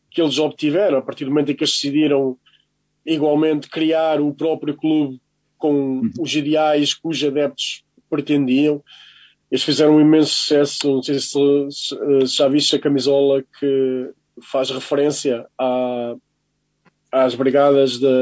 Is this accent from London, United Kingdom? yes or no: yes; London, United Kingdom; Bem, eh, eu sou de East London, portanto é bastante perto okay. até do West Ham.